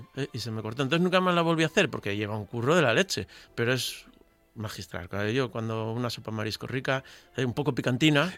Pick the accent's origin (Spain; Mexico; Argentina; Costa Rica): Spain; Gijón, Asturias; en Gijón somos un poco eh, iconoclastas, eh, irracionales